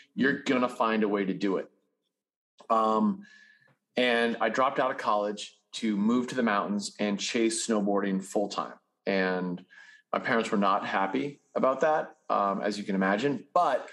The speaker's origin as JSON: {"language": "English", "town": "Winchester", "region": "Massachusetts", "country": "United States", "tie": "born or raised there", "also_born_or_lived": "Utah", "moved": "as an adult", "said": "I was raised in suburban Massachusetts, a little town called Winchester"}